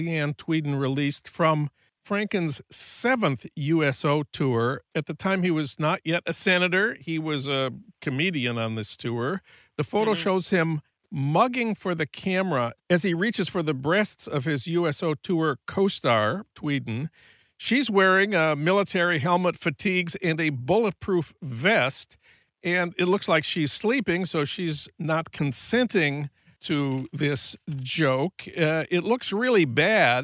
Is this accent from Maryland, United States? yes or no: no; St. Paul, Minnesota, United States; I'm from St. Paul